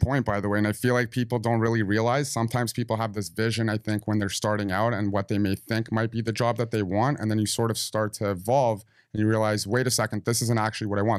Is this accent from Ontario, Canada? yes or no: yes; Toronto, Ontario, Canada; we're from Toronto